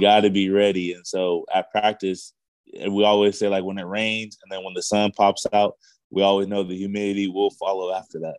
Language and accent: English; Visalia, California, United States; moved away as an adult; also born or lived in Los Angeles, California; now in Honolulu, United States; I had moved originally moved to Visalia uh, after my mom had uh, passed away when I was the age seven.